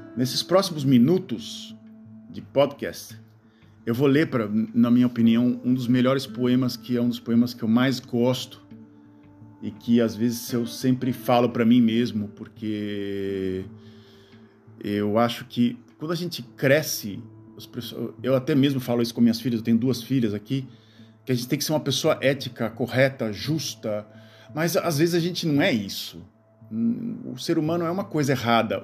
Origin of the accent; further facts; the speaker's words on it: Gaúcho, Rio Grande do Sul, Brazil; accent: gauchado; now in Netherlands; quando eu fico indignado, eu começo a falar é, gauchado